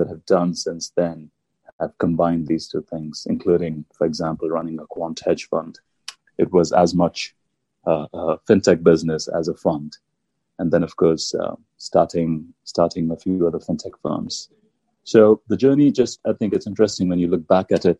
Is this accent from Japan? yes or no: no; India; moved away as an adult; I grew up in India